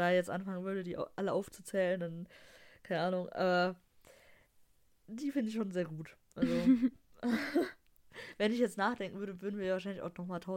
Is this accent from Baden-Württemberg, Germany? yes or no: no; Dortmund, North Rhine-Westphalia, Germany; so als Dortmunder muss, man, muss man das halt geil finden, ne?